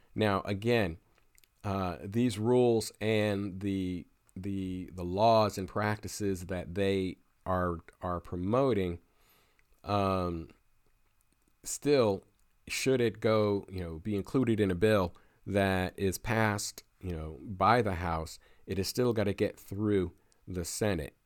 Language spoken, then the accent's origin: English; Pennsylvania, United States; my home state of Pennsylvania